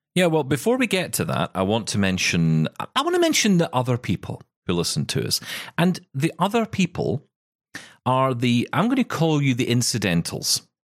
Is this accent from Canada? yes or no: no; Scotland, United Kingdom; I'm a Scottish